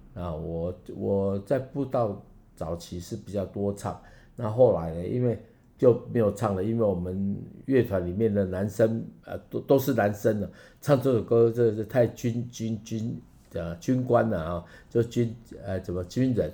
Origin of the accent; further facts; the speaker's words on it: Taiwan; accent: Taiwanese Mandarin; 我台湾国语